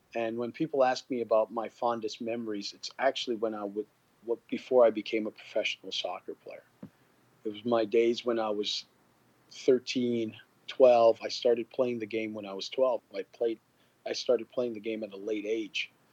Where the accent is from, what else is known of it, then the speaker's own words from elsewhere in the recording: Canada; also born or lived in Guyana; I was born in Guyana and grew up in Canada. I'm Guyanese Canadian.